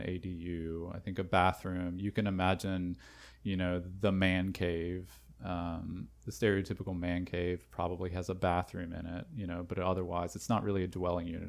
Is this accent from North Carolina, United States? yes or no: yes; North Carolina, United States; moved away as an adult; also born or lived in Canada; born and raised in North Carolina